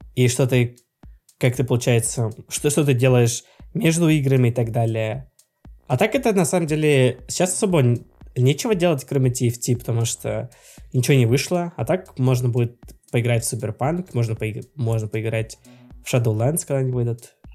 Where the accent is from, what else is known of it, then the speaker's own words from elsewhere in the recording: Russia; я из России